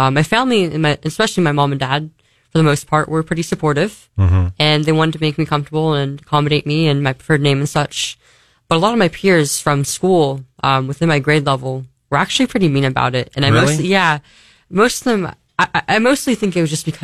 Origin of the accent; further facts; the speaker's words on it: California, United States; I'm from California, so I'm used to like 100-degree weather